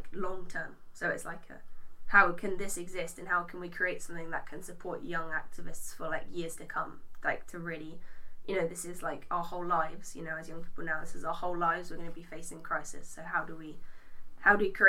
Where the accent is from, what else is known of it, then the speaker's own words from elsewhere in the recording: London, United Kingdom; now in Stroud, United Kingdom; I grew up in London